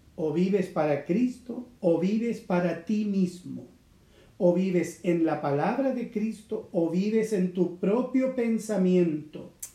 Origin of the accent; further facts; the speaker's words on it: Chile; yo nací en Chile. Y también eso me da a mí una, identidad. Soy un chileno